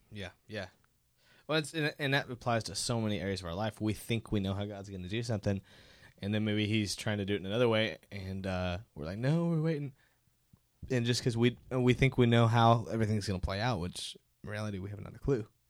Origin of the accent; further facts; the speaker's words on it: Dallas, Texas, United States; we're all from the Dallas, Denton area